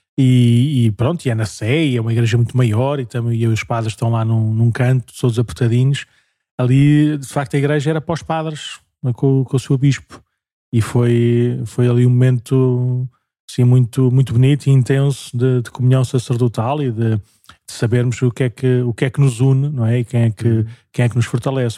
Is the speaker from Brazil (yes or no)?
no; Paço de Arcos, Lisbon, Portugal; also born or lived in Porto Salvo; sou natural de Passos de Arcos